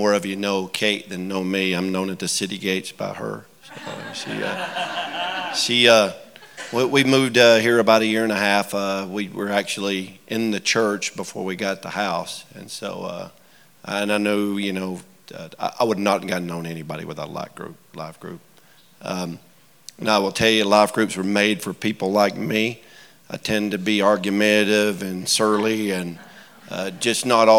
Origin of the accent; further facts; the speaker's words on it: Georgia, United States; moved away as an adult; now in Utah, United States; If you can tell from my accent, I'm a little further south than that. So I grew up in Georgia.